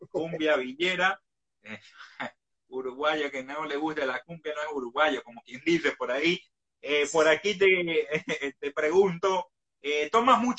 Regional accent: Cajamarca, Peru; Cajamarca. Mi tierra, la de, la, de los Colorados.

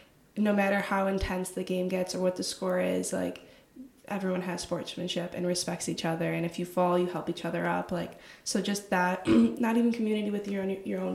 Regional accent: United States; moved away as an adult; now in Perugia, Italy; we're American

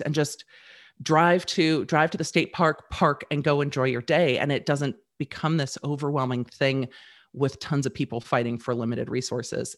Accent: Manhattan Beach, California, United States; moved away as an adult; now in Nashville area, Tennessee, United States; I grew up in Manhattan Beach and so did my husband.

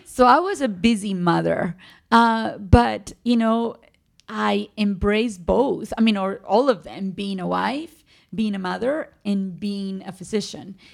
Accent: Medellín, Antioquia, Colombia; born or raised there; English is a second language; moved away as an adult; also born or lived in Cartagena, Colombia; now in United States

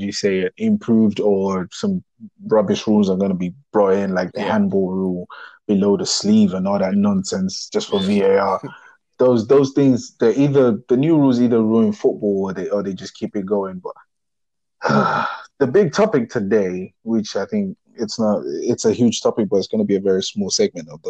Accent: Nigeria; when I was growing up in Nigeria

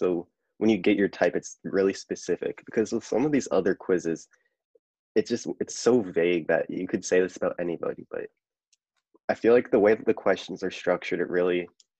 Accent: Virginia, United States; growing up in Virginia

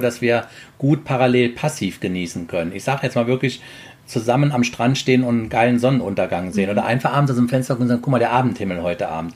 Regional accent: Trier, Rhineland-Palatinate, Germany; moved away; Ich komme aus der Trierer Gegend.

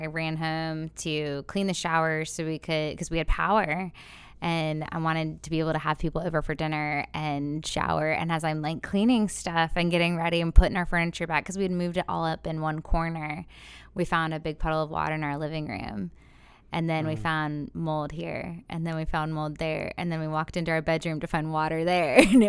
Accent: Florida, United States; now in Cape Fear region, United States; I grew up in Florida.

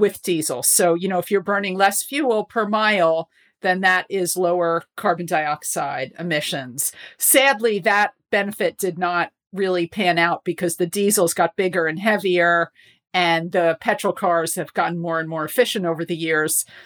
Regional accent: United States; moved away as an adult; also born or lived in New York; now in London, United Kingdom; as an American

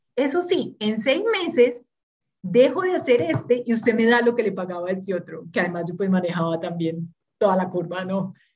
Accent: Urabá, Antioquia, Colombia; also born or lived in Brazil; now in Medellín, Colombia; nací en Urabá

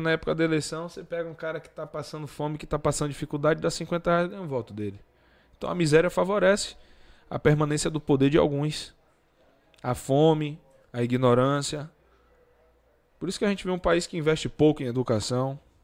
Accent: Salvador, Bahia, Brazil; descia a ladeira do Luiz Anselmo, onde eu fui criado

